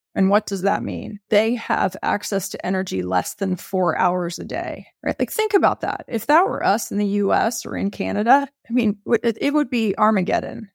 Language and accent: English; Texas, United States; I grew up in Texas.